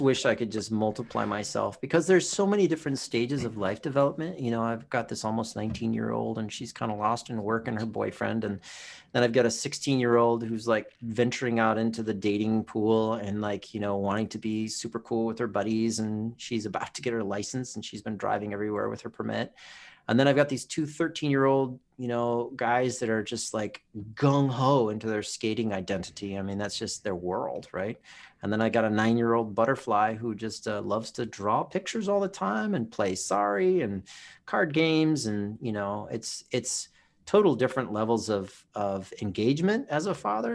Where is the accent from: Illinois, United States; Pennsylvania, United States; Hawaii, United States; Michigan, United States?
Hawaii, United States; Oahu; moved away; also born or lived in Southern California; I grew up on Oahu